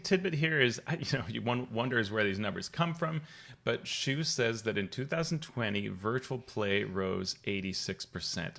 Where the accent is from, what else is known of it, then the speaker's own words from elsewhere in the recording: Colombia; moved away; I grew up playing in Colombia